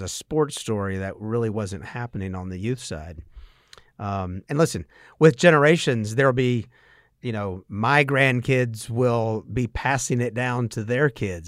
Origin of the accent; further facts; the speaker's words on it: Statesboro, Georgia, United States; I grew up in Statesboro and went to Georgia Southern.